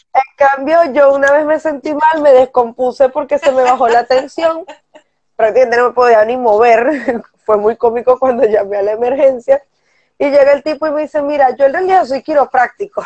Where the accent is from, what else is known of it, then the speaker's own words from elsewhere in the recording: Venezuela; moved away; está uno acostumbrado como venezolano